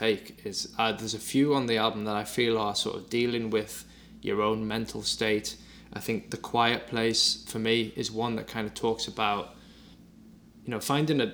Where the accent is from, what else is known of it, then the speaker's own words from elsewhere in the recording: Durham, North East England, United Kingdom; also born or lived in Newcastle; I'd moved from where I'm from, northeast of England. I moved from Durham to Newcastle.